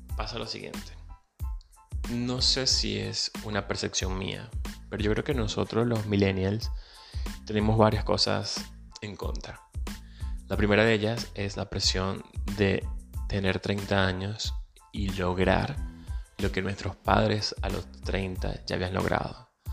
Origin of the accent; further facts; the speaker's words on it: Venezuela; moved away; Soy venezolano, emigrante